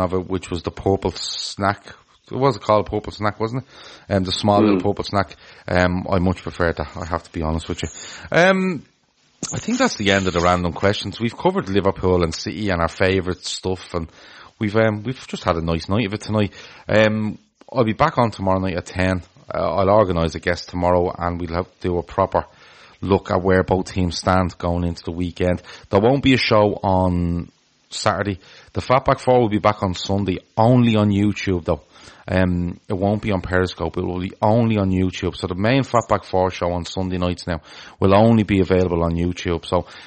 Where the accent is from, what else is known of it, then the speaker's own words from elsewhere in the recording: Ireland; as an Irish person